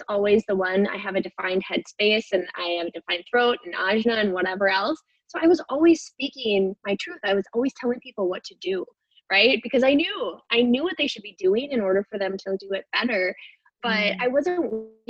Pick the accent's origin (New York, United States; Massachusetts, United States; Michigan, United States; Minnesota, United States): Minnesota, United States; I am from the United States in the state of Minnesota.